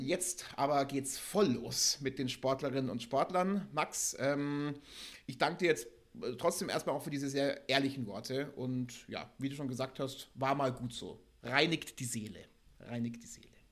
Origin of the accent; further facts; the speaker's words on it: Germany; als Deutsche